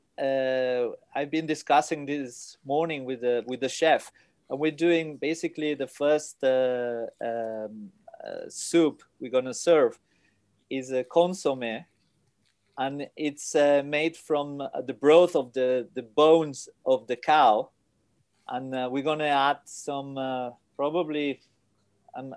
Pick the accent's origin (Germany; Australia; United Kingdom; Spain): Spain; English is a second language; I'm from Spain.